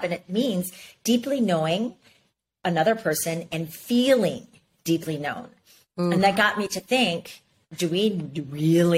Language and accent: English; Ames, Iowa, United States; moved away; I grew up in Ames, Iowa